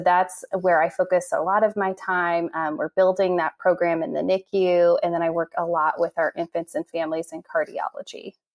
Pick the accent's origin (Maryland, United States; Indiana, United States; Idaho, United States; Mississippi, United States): Indiana, United States; Noblesville; moved away as an adult; now in Nashville, United States; I'm from Noblesville, Indiana, originally